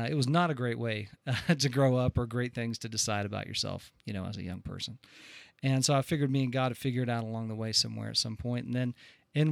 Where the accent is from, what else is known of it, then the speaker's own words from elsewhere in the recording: Friendswood, Texas, United States; also born or lived in Spofford, Texas; I was born in Texas near Houston, Friendswood